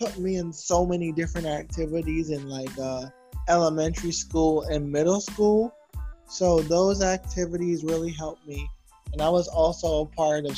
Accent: New York City, New York, United States; also born or lived in Georgetown, Guyana; I'm from Brooklyn, New York, but I was originally born in Georgetown, Guyana. That is in South America. But I came to New York when I was 9 years old

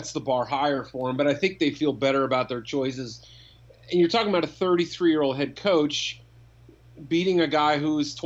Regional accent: New England, United States; I grew up in New England.

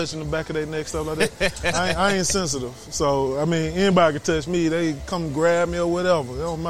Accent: Birmingham, Alabama, United States; I hail from Birmingham, Alabama.

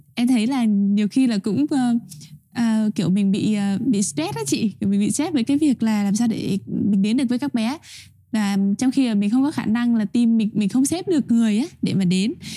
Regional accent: Vietnam; moved away; người con của giáo sứ Tân Hải, giáo phận Long Xuyên

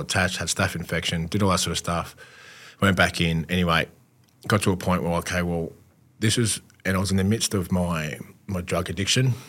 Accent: Australia; as an Aussie male

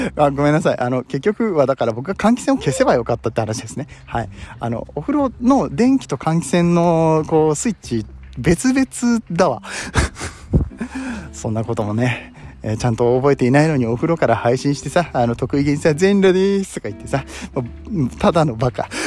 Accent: Nagoya, Aichi, Japan; まあ僕名古屋出身なんですけど

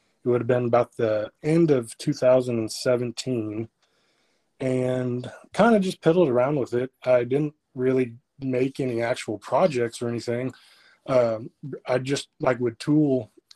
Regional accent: Freedom, Oklahoma, United States; I am from Freedom, which nobody probably knows where that is, but it is about 25-ish miles west of Alva

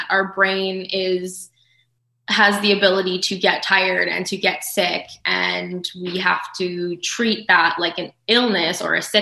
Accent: Thunder Bay, Ontario, Canada; I am. Yes.

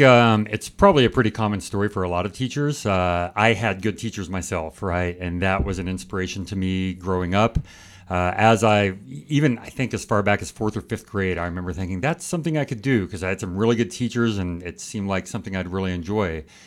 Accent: California, United States; moved away as an adult; also born or lived in Finland / Beijing, China / India; now in Michigan, United States; I'm from California

